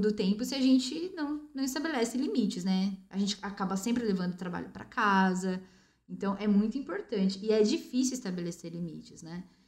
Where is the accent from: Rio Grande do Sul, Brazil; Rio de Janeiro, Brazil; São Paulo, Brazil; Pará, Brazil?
São Paulo, Brazil; Bauru; moved away as an adult; also born or lived in São Vicente, São Paulo; eu sou do interior, eu vim de Bauru.